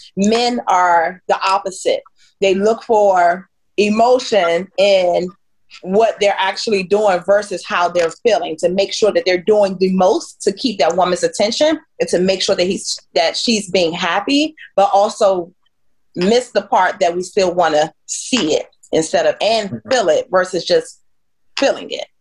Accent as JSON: {"language": "English", "area": "the DMV", "region": "DC, Maryland, Virginia area", "country": "United States", "said": "I am from the DMV. Yes, all three"}